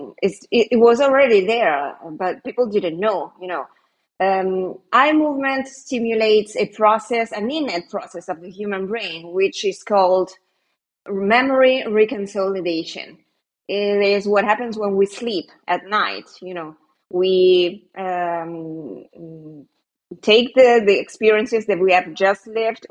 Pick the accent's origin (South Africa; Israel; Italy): Italy; moved away as an adult; also born or lived in Canary Islands, Spain; I'm Italian. I live in Italy now, but I have lived 4 years in Spain, in one of the Canary Islands